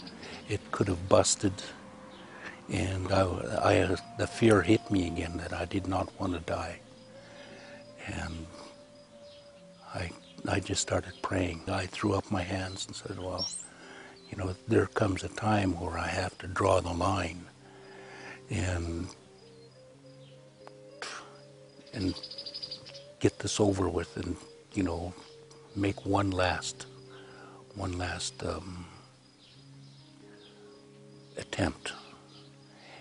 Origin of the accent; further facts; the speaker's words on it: Kelowna, British Columbia, Canada; also born or lived in Oroville, Washington; I'm from the West Bank First Nation reservation. And I was born in Kelowna, British Columbia, Canada